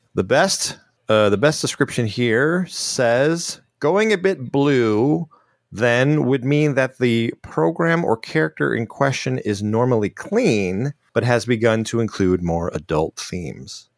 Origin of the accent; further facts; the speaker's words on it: Chicago, Illinois, United States; I grew up in Chicago